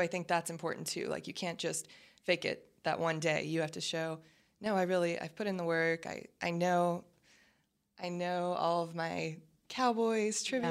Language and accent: English; Baton Rouge, Louisiana, United States; moved away as an adult; now in Dallas, United States; I'm from Baton Rouge. My family's from New Orleans. I grew up in Baton Rouge